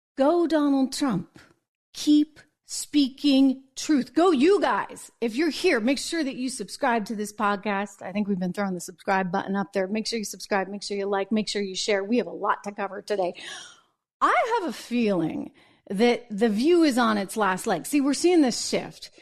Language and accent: English; New Hampshire, United States; moved away; I'm from New England originally and, and from the New Hampshire area. See, I'm fr-, I'm from New Hampshire.